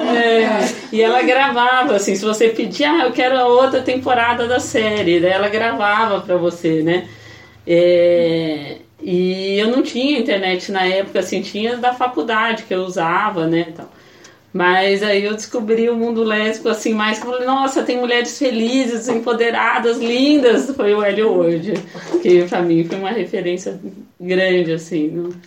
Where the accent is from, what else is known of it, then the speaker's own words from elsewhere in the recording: Taubaté, São Paulo, Brazil; moved away as an adult; also born or lived in Campinas; sou de Taubaté, vim pra Campinas pra fazer sociologia